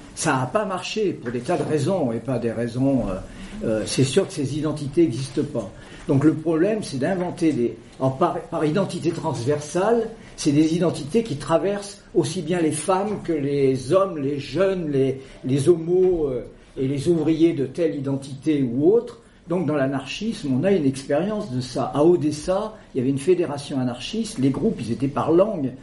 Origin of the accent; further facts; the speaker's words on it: Creuse, Massif Central, Nouvelle-Aquitaine, France; la Creuse, dont je suis originaire